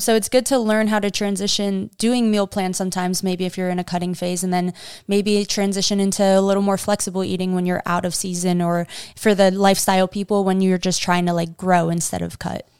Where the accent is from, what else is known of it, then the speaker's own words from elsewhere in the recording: New York, United States; I grew up in New York eating pasta and pizza literally